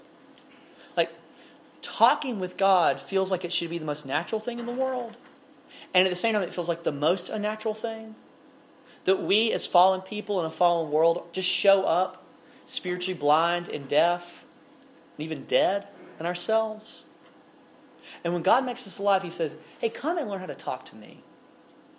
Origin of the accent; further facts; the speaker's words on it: Alabama, United States; I'm a guy from Alabama